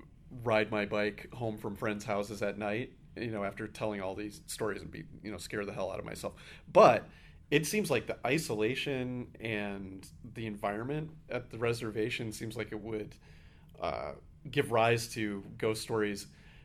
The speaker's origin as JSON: {"language": "English", "region": "New England", "country": "United States", "tie": "born or raised there", "said": "where I grew up in New England, which is, you know, the home of many ghost stories because it has that kind of atmosphere."}